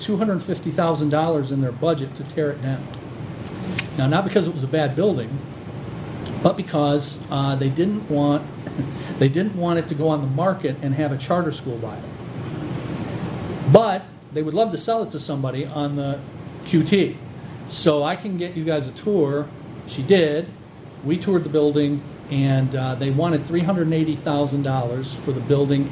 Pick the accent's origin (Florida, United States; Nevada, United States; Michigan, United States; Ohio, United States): Michigan, United States; Ecorse; I grew up in Ecorse, so I've been in the Downriver area my whole life